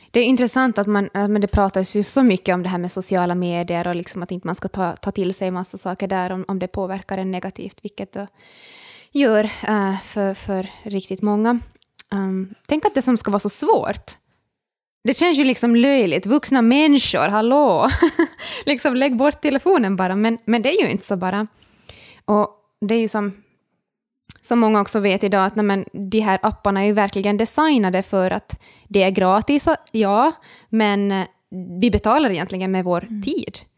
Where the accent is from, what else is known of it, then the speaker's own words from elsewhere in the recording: Ostrobothnia, Finland; now in Turku, Finland; jag är österbottning, jag är finlandssvensk, jag är studerande.